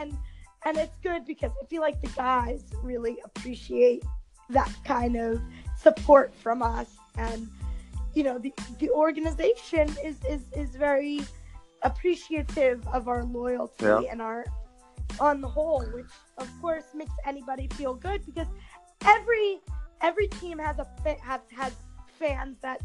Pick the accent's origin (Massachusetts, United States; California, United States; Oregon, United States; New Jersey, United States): New Jersey, United States; my home state of New Jersey